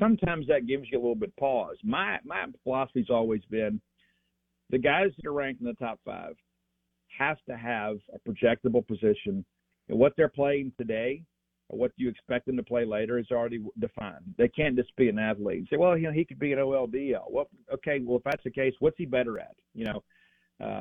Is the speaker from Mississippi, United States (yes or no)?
yes; Columbia, Mississippi, United States; I'm from Columbia, Mississippi.